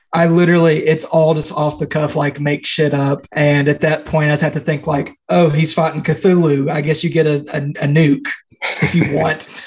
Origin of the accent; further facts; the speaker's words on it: Central Kentucky, United States; I'm from Central Kentucky.